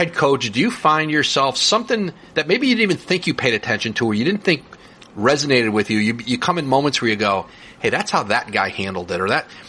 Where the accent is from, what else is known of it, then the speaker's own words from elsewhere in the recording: Connecticut, United States; when I was a kid growing up in Connecticut.